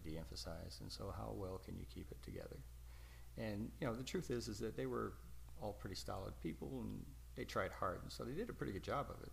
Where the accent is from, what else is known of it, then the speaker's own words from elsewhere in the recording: United States; I'm an American